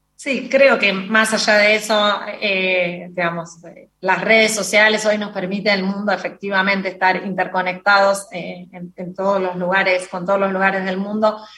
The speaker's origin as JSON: {"language": "Spanish", "country": "Argentina", "said": "como argentina"}